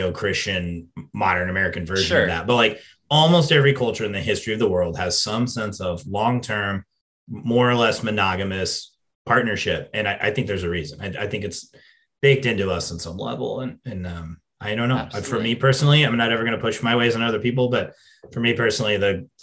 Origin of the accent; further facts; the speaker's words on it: England, United Kingdom; an English person